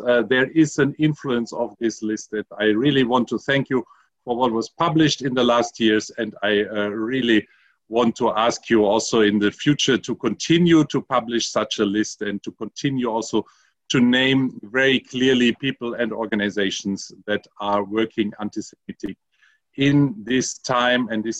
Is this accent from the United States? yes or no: no; Germany; I'm from Germany.